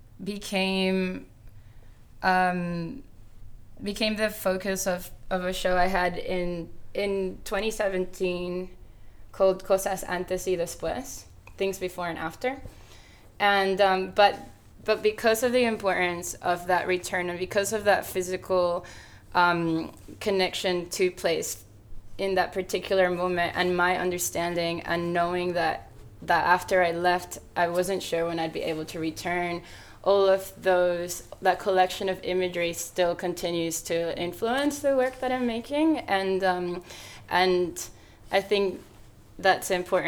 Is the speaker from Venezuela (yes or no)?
yes; Venezuela; born or raised there; English is a second language; now in Sydney, Australia